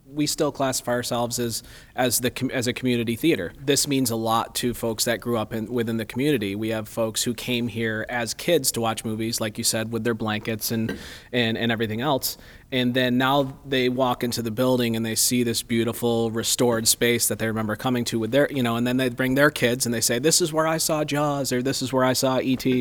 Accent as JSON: {"language": "English", "area": "the Berkshires", "region": "Massachusetts", "country": "United States", "tie": "born or raised there", "moved": "as an adult", "said": "I grew up here in the Berkshires and, uh, left for ten years and then came back"}